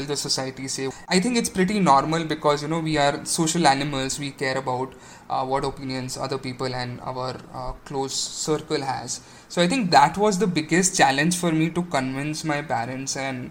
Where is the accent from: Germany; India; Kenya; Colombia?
India; Aurangabad, Maharashtra; moved away as an adult; also born or lived in Pune; So I was born and brought up in Aurangabad